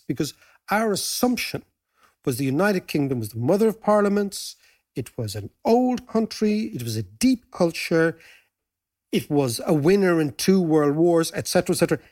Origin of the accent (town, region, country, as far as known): Ireland